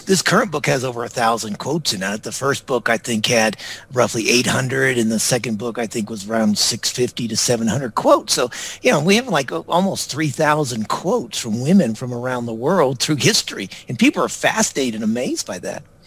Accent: United States; moved away as an adult; also born or lived in Singapore / Victoria, Australia; I grew up in the United States

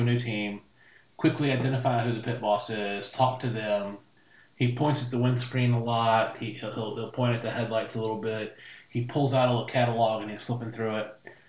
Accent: Connecticut, United States; I did. I'm from Connecticut.

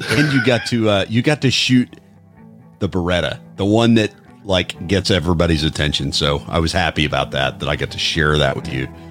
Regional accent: Midwest, United States; I'm from the Midwest

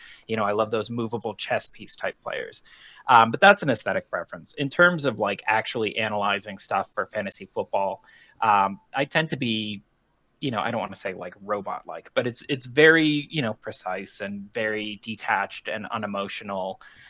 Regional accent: Colorado, United States; Yeah, so I was born in 1984 in Colorado. So I grew up my entire life.

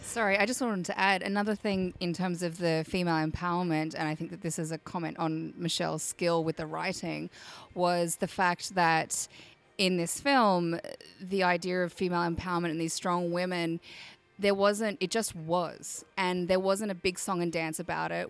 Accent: Australia; I'm from Australia, if you can't tell

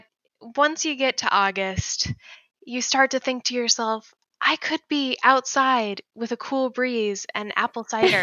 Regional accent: Indiana, United States; now in Minnesota, United States; I grew up in Indiana and live in Minnesota now

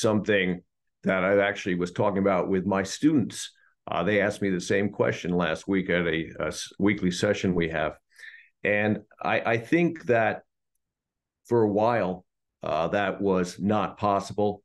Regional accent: Hudson Valley, New York, United States; the hometown where I was raised in the Hudson Valley of New York.

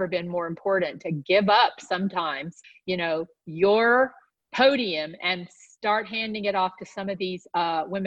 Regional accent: the South, United States; I grew up in the South

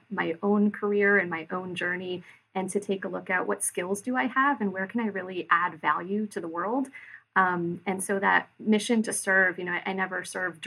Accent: Hartford, Connecticut, United States; moved away as an adult; also born or lived in Boston; now in San Antonio, United States; I grew up in the Hartford area.

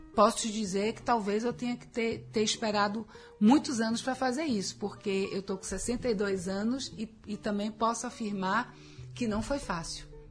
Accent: Bahia, Brazil; nascer numa família né, na Bahia é, sou baiana

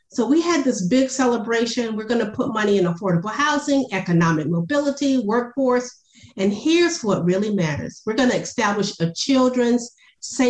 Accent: Savannah, Georgia, United States; moved away as an adult; also born or lived in Washington, D.C.; now in Atlanta, United States; my background from growing up in Savannah, Georgia

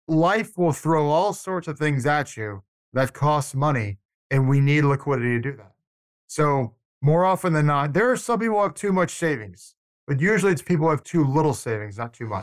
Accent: Atlanta, Georgia, United States; moved away as an adult; now in Tallahassee, United States; I grew up in Atlanta

